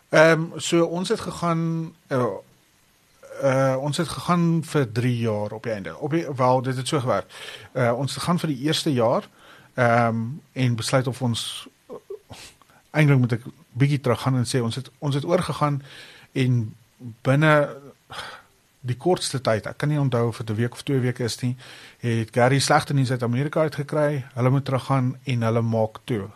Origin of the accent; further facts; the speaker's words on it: Pretoria, Gauteng, South Africa; ek het groot geword hier in Pretoria